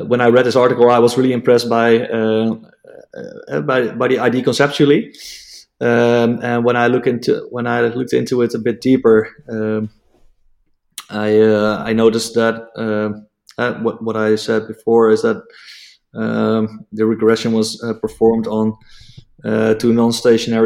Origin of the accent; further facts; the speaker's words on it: Netherlands; English is a second language; English is not my mother tongue. I'm Dutch